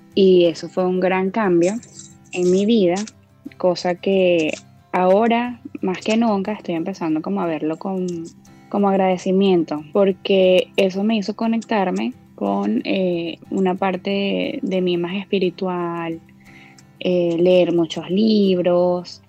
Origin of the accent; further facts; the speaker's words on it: Venezuela; now in Orlando, United States; soy venezolana, vivo en Orlando, Florida, en Estados Unidos.